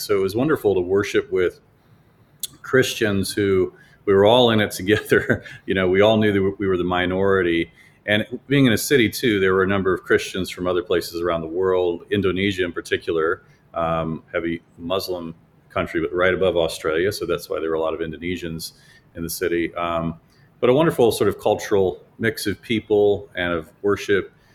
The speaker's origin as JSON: {"language": "English", "town": "Chicago", "region": "Illinois", "country": "United States", "moved": "yes", "said": "we're from Chicago"}